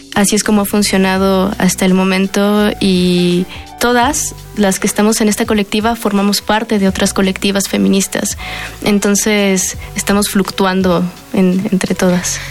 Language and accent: Spanish; Mexico; todas somos o crecimos en la periferia de la Ciudad de México, en el Estado de México, yo por ejemplo que crecí en Aragón.